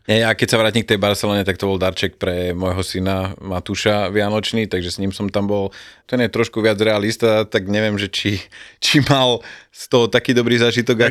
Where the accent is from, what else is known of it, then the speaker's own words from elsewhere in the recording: Banská Bystrica, Banská Bystrica Region, Slovakia; som z Bystrice